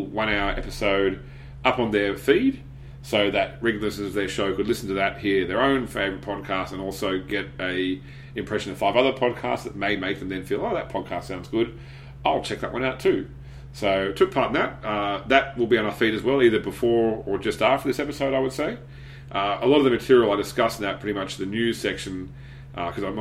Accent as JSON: {"language": "English", "country": "Australia", "said": "I am from Australia"}